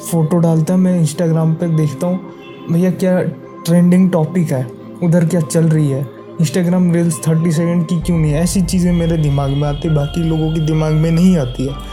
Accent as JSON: {"language": "Hindi", "country": "India", "second_language": "Hindi", "said": "मैं एक बंगाली हूँ ठीक है शायद मेरी हिंदी इतनी अच्छी नहीं है बाकी लोगों से"}